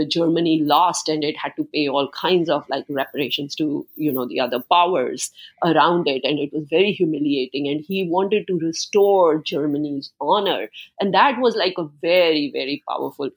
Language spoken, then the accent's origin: English; India; moved away; I grew up in India, in socialistic India